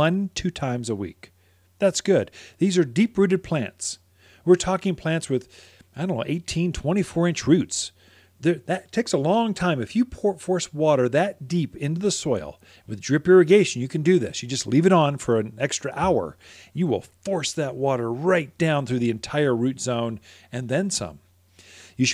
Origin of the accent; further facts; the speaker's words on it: Seattle, Washington, United States; now in Prescott, United States; Yeah, well, I'm from Seattle. We got rain every day.